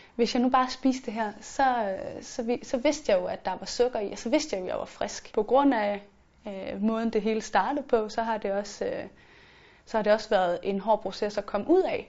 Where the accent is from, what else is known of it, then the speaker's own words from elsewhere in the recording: Funen, Southern Denmark, Denmark; moved away as an adult; now in Copenhagen, Denmark; jeg var sådan rejst fra Fyn, hvor jeg altid havde været op og ned af min familie